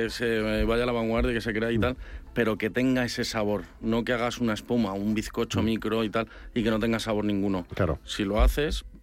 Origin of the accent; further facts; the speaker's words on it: Madrid, Community of Madrid, Spain; soy madrileño 100%.